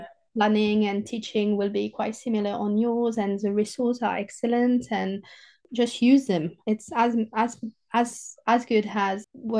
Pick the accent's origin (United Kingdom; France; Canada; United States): France; southern France; accent: southern French; English is a second language; moved away; I'm a proper French southerner with my accent and my, you know, I say chocolatine